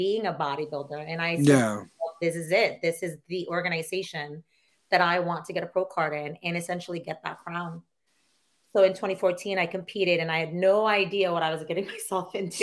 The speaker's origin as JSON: {"language": "English", "country": "Philippines", "tie": "born or raised there", "moved": "yes", "said": "I grew up in the Philippines and I was a Catholic girl."}